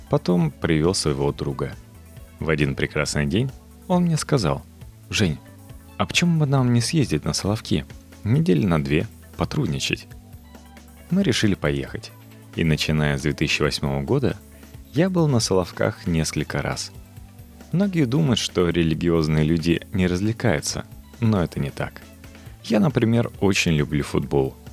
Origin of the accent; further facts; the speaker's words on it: Moscow, Russia; Мне 27 лет. Всю свою жизнь я прожил в Москве. Родился на Арбате, в доме со львами.